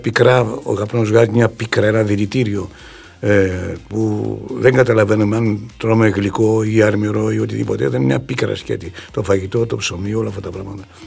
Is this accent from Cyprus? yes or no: no; Doumpia, Central Macedonia, Greece; moved away as an adult; το χωριό μου. Ένα χωριό το οποίο και τα παιδικά μου, στα παιδικά μου χρόνια φαντάζει ακόμα ένα πολύ όμορφο χωριό